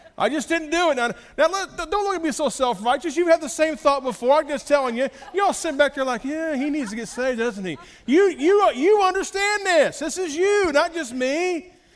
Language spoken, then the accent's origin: English; United States; As an American